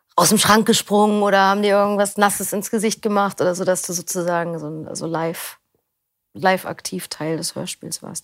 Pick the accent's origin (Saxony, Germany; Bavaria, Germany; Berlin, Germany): Berlin, Germany; Ich komme aus Berlin. Ähm, bin hier auch geboren